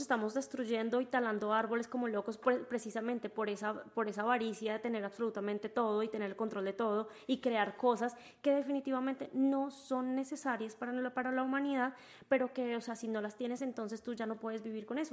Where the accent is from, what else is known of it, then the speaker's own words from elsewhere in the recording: Colombia; moved away; yo soy colombiana y en mi tierra hay negros